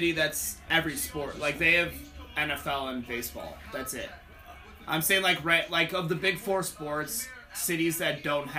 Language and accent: English; Chicago, Illinois, United States; we all live in Chicago. We're all from Chicago.